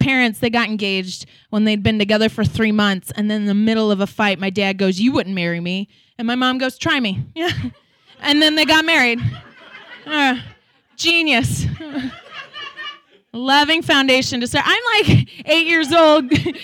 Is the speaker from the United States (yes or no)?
yes; St. Louis, Missouri, United States; now in Portland, United States; I'm originally from St. Louis, Missouri